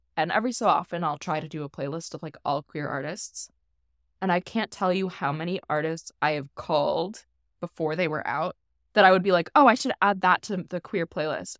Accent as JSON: {"language": "English", "region": "Midwest", "country": "United States", "tie": "born or raised there", "moved": "as an adult", "said": "I was raised Catholic in the Midwest"}